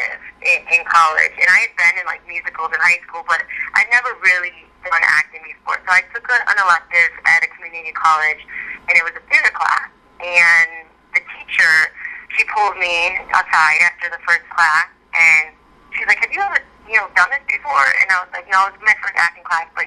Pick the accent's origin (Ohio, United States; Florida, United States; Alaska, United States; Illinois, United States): Illinois, United States; Chicago; moved away as an adult; now in Los Angeles, United States; which was really fun to kind of do in my hometown